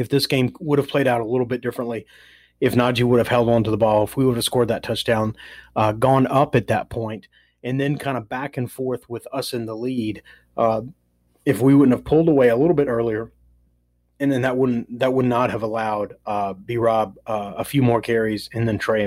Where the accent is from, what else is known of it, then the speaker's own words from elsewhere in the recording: Nashville, Tennessee, United States; I'm from Nashville